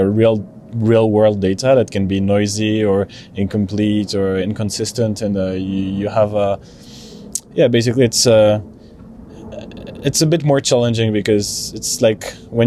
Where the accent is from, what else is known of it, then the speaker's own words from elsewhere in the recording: France; I'm from France